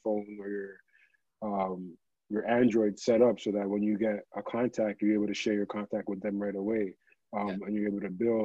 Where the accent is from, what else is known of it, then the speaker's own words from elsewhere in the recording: Toronto, Ontario, Canada; I'm from Toronto. I work in the music business